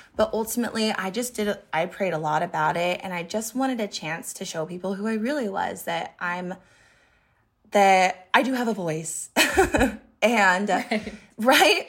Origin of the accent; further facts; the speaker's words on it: Montana, United States; moved away; also born or lived in Boise, Idaho; I moved to Boise. I'm from Montana